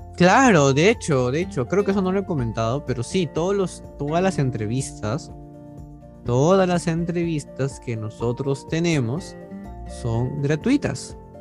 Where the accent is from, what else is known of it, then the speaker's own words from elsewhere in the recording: Peru; soy estudiante de la carrera de psicología, soy de Perú